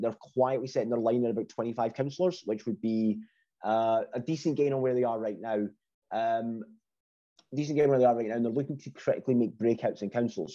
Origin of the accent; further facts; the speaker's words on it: Scotland, United Kingdom; being Scottish